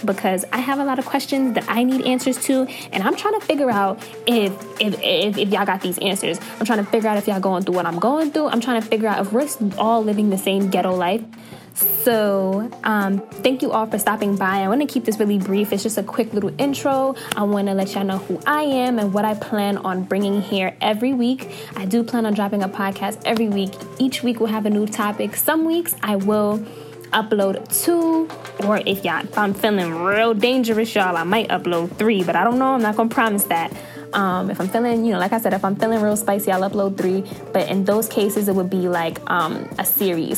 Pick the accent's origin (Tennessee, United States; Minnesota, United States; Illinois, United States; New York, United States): New York, United States; New York City; I'm from Brooklyn.